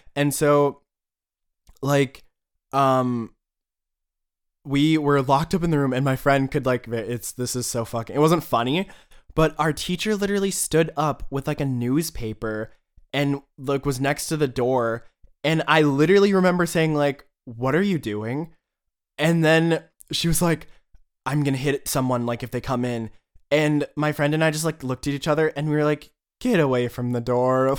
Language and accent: English; United States; moved away; as an American